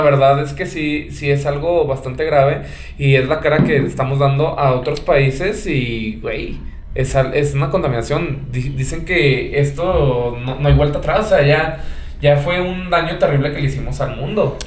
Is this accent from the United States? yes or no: no; Mexico; como mexicanos